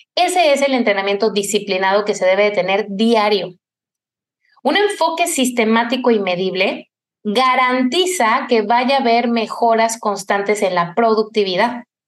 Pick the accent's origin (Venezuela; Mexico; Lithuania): Mexico; Cuernavaca, Morelos; En mi infancia en Cuernavaca, yo soy de allá